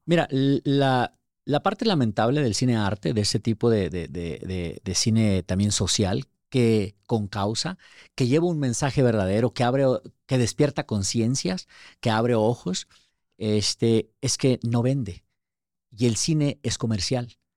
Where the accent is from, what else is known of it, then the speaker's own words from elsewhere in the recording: Ciudad Juárez, Chihuahua, Mexico; moved away as an adult; also born or lived in Durango, Mexico; now in United States; nací en Durango y, este, viví gran parte de mi vida en Chihuahua, en Ciudad Juárez, la frontera con El Paso